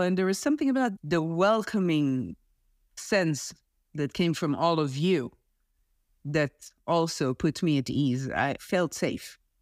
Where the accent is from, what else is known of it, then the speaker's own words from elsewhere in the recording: Israel; moved away; I'm originally from Israel. I served in the army.